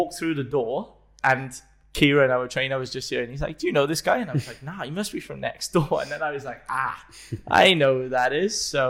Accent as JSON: {"language": "English", "region": "Wales", "country": "United Kingdom", "said": "If anybody hasn't noticed yet, we are from the same country. So we're both Welsh."}